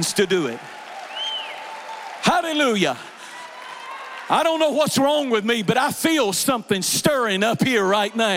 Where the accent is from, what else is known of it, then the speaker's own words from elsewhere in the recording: Eastern North Carolina, United States; I'm from Eastern North Carolina, and when I was growing up, we used to go these long stretches by the military bases